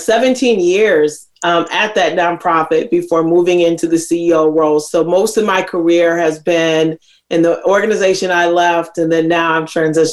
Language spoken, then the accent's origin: English; Minneapolis, Minnesota, United States; I'm from Minneapolis, Minnesota